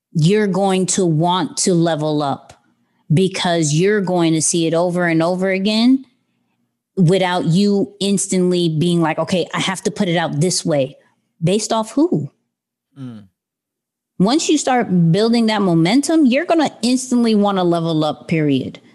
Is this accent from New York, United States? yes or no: yes; New York City, New York, United States; I'm still kid from Queens